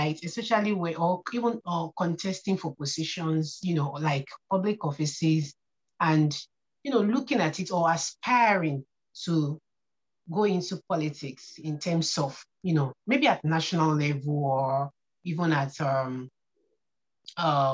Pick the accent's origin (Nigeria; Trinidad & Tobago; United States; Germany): Nigeria; I'm a Nigerian and a very conscious one